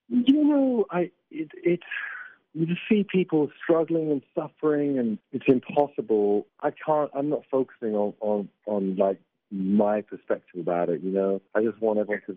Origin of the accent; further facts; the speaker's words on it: England, United Kingdom; I'm English